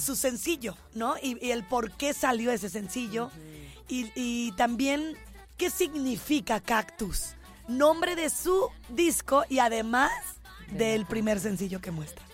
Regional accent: Guadalajara, Jalisco, Mexico; mi pueblo en Guadalajara

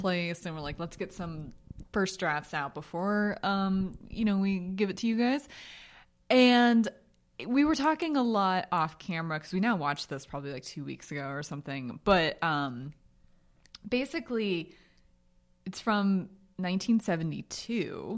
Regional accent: Jersey border, East Coast, United States; I'm from the Jersey border.

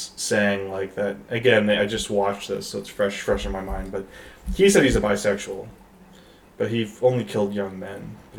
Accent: Detroit, Michigan, United States; I grew up in Detroit

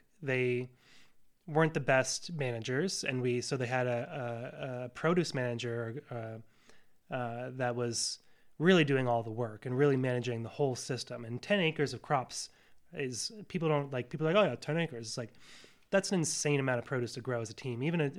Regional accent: Northeast, United States; because that was kind of the environment I was raised in the Northeast, right?

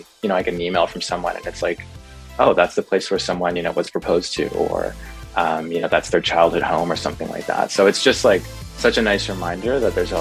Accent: Vancouver, British Columbia, Canada; moved away as an adult; now in Toronto, Canada; I live in Toronto. I'm based out of downtown Toronto, but I'm originally from Vancouver

